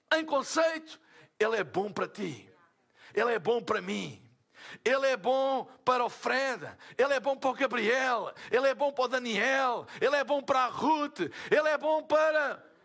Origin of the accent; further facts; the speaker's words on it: Portugal; eu sou de Portugal.